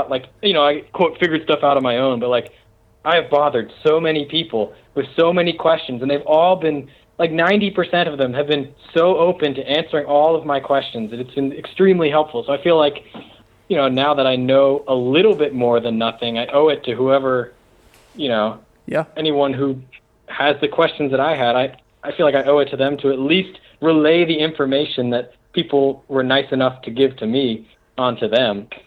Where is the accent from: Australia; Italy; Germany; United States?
Germany; Like, "Oh, thanks, buddy. I'm from Germany," and it's like, "Oh, cool."